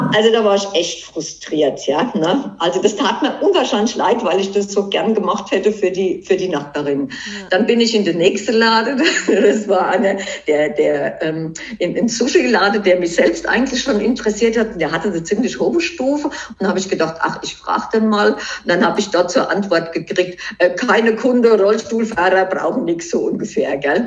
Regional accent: Germany; bei uns in Deutschland

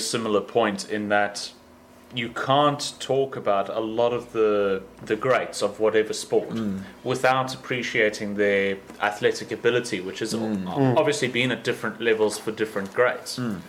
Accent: South Africa; as a South African, Jack Callis comes to mind

